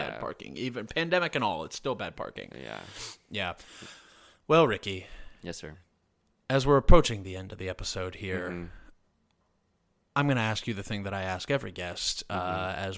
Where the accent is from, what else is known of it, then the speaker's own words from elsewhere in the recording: Texas, United States; I'm married to a gun and and oh I'm from Texas